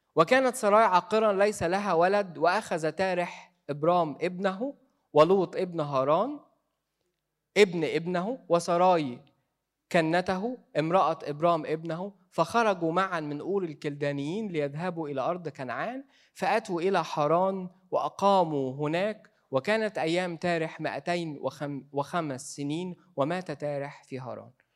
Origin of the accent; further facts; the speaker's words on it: Egypt; إحنا كمصريين